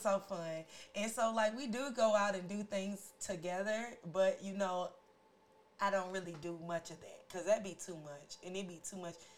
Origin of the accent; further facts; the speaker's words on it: St. Louis, Missouri, United States; We're all from different walks of life, but we're all from St. Louis